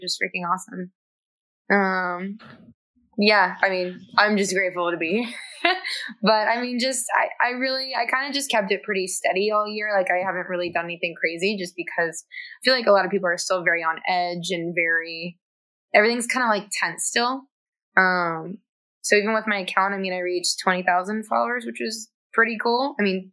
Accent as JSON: {"language": "English", "region": "Maryland", "country": "United States", "tie": "born or raised there", "said": "I'm from Maryland, like grew up fishing and crabbing all the time"}